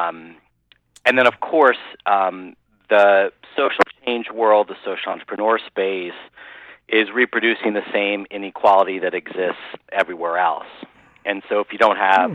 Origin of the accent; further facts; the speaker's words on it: Midwest, United States; growing up in the Midwest